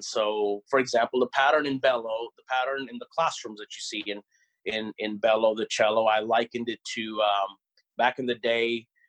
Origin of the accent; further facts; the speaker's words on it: Oklahoma, United States; a lot of school visits here in my home state of Oklahoma.